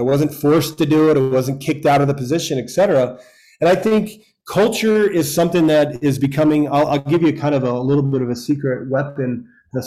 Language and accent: English; a small town in Florida, United States; also born or lived in New York; we moved to a small town in Florida after I was born in New York, and my dad started the local fire department with his buddies, and he remained the fire chief of a volunteer fire department, probably had 50 or so guys from our hometown